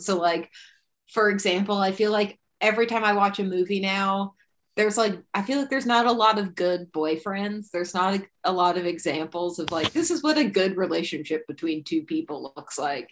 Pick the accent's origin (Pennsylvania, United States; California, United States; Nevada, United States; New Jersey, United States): California, United States; near Modesto; a town adjacent to my hometown